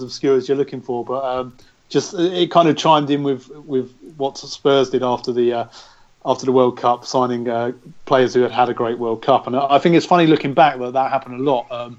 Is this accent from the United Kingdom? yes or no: yes; England, United Kingdom; for us as English fans